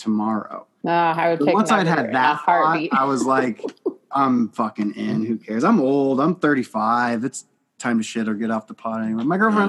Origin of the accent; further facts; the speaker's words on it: Iowa, United States; moved away; I'm from Iowa